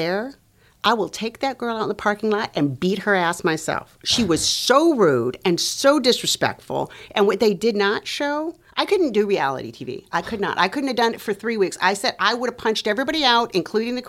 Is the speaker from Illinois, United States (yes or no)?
no; Los Angeles, California, United States; moved away as an adult; also born or lived in North Dakota; I am Latina from Los Angeles.